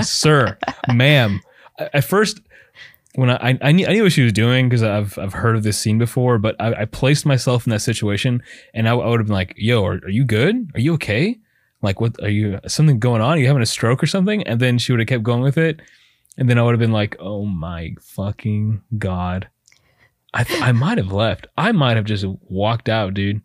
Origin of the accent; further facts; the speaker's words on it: Texas, United States; brown kids growing up in Texas.